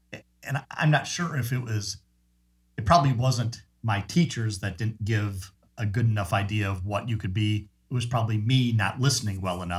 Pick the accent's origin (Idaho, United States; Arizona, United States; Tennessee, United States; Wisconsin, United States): Wisconsin, United States; Park Falls; moved away; my hometown of Park Falls, Wisconsin.